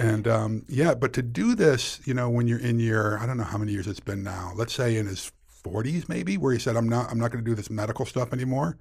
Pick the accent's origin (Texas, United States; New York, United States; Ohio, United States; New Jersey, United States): New York, United States; Weston's Mills; I grew up in a real small town in rural Western New York